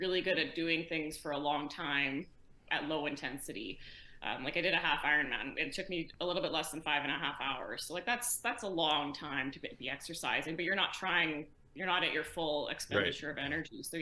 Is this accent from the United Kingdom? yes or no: no; Edmonton, Alberta, Canada; I'm born and raised in Edmonton, Alberta.